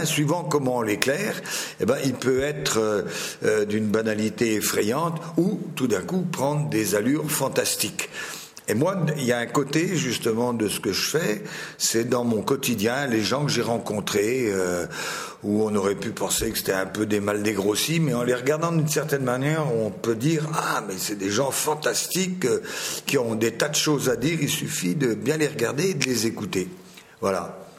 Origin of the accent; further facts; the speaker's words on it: Finistère, Brittany, France; je viens du Finistère, c'est la pointe de Bretagne